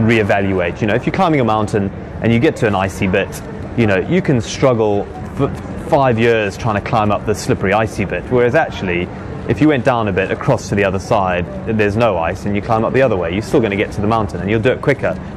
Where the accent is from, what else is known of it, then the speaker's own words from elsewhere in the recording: Zululand, KwaZulu-Natal, South Africa; accent: posh; moved away as an adult; now in United Kingdom; I grew up in Zululand in Africa.